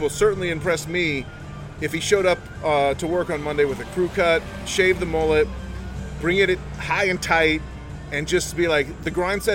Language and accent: English; Utah, United States; moved away; also born or lived in Texas; I'm from Utah. I grew up in Utah, so, and then moved to Texas.